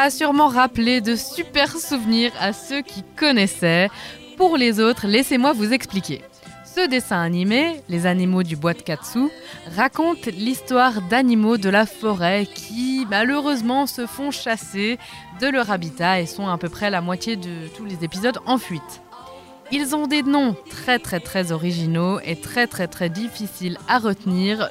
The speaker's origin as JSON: {"language": "French", "country": "Switzerland", "said": "chez nous en Suisse, dans nos forêts"}